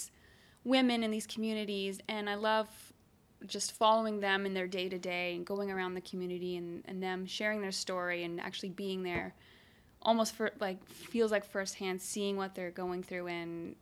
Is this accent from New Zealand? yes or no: no; Canada; Being a Canadian and someone who lives in a heavily populated city